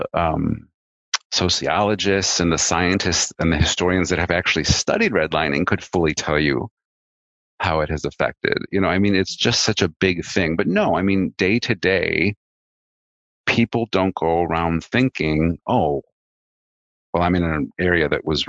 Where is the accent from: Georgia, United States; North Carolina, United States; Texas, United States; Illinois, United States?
Illinois, United States; Chicago; I grew up in a suburb of Chicago.